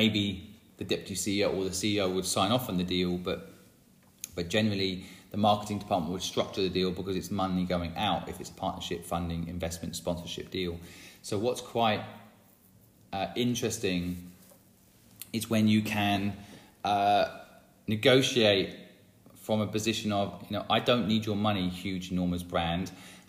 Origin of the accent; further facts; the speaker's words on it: England, United Kingdom; It made me not like the English. I'm English and I watched that movie and I'm like, bloody English.